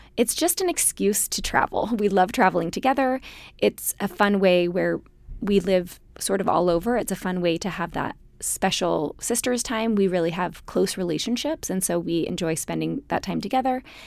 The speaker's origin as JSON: {"language": "English", "region": "Utah", "country": "United States", "tie": "born or raised there", "said": "growing up in Utah"}